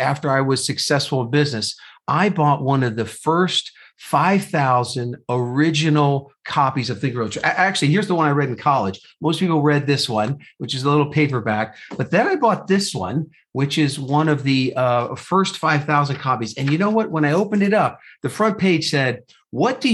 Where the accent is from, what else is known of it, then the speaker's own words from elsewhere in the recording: New Jersey, United States; moved away as an adult; also born or lived in Indiana; now in Phoenix, United States; So I was born and raised in New Jersey